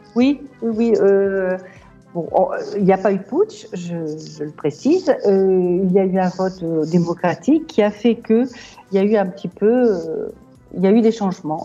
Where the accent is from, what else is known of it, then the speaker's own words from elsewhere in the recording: Lille, Hauts-de-France, France; moved away as an adult; now in Marrakech, Morocco; Lille, je suis une ch'ti à 100%